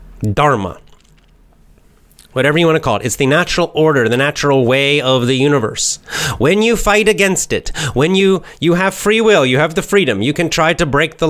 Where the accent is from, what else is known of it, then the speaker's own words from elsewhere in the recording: United States; accent: standard American; I have a normal American accent, standard American accent